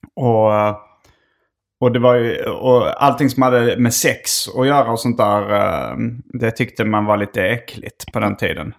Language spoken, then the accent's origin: Swedish; Skåne, Sweden; accent: Scanian; där går lite min skånska gräns